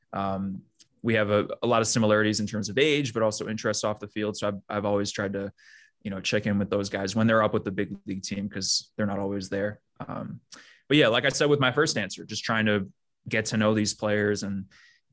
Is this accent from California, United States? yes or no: no; New York City, New York, United States; I'm born and raised in Manhattan, but both my parents are from Miami.